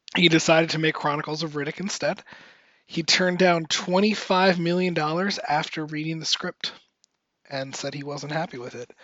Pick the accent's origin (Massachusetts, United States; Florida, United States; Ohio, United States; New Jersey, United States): Florida, United States; Miami; moved away; my hometown of Miami